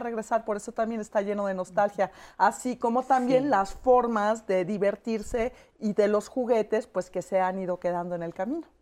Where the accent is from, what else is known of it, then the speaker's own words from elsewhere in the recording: Chihuahua, Mexico; somos de Chihuahua